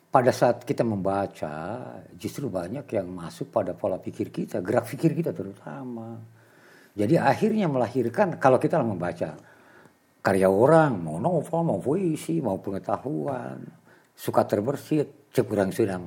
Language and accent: Indonesian; Tasikmalaya, West Java, Indonesia; also born or lived in Bandung; Saya dulu dibesarkan di Tasik